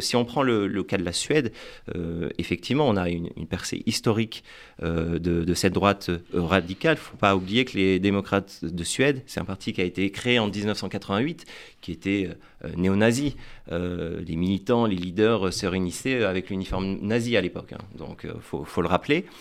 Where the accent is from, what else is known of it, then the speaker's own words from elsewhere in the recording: France; en tant que Français